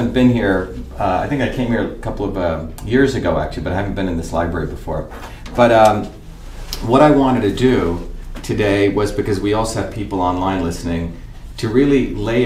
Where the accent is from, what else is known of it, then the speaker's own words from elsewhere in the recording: India; moved away; when I was a kid growing up in India.